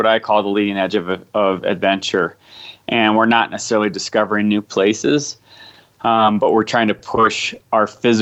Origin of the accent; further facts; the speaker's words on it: United States; as an American